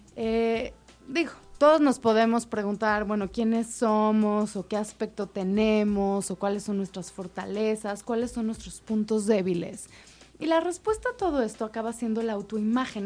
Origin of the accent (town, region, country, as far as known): Mexico